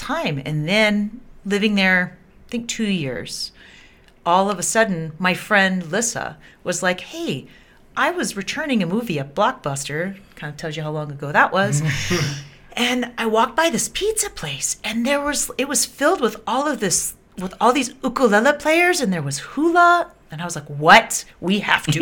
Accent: Birmingham, Alabama, United States; moved away as an adult; also born or lived in North Carolina / San Diego, California; now in Honolulu, United States; I grew up in Birmingham, Alabama

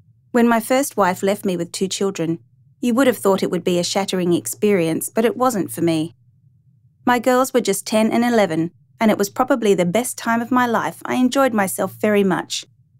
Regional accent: Tianjin, China; also born or lived in Dalian; I was born in 1933 in Dalian in China, and I grew up in Tianjin.

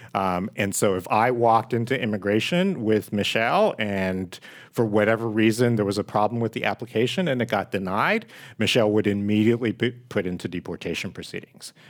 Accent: San Francisco, California, United States; also born or lived in Hong Kong; I actually came on a passenger ship. from Hong Kong to San Francisco, um, at the age of three and grew up here in the city

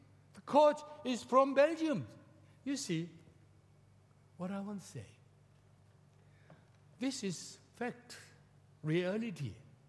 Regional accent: South Korea; English is a second language; We Korean people

